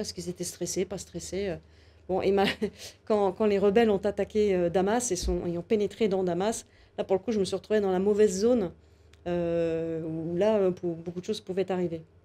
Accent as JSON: {"language": "French", "country": "France", "said": "je suis une femme, je suis française, je suis une occidentale"}